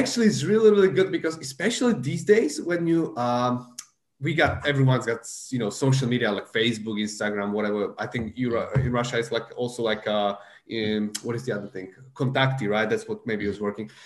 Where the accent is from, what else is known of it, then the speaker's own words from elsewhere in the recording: Slovakia; English is a second language; moved away; I'm from Central Europe, from Slovakia